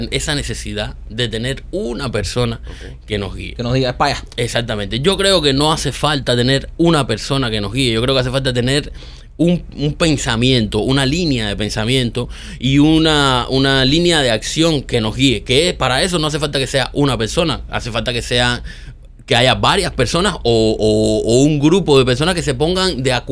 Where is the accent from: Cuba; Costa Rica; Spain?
Cuba; un show de chismes en Cuba con los chismosos que somos nosotros